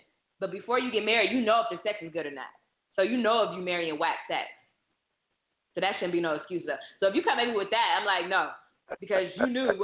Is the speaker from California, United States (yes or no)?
no; Ohio, United States; From the 330, my home city